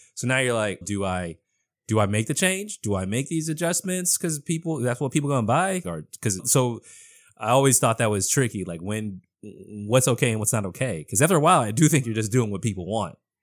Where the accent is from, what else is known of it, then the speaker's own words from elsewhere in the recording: Boston, Massachusetts, United States; I'm born and raised in Boston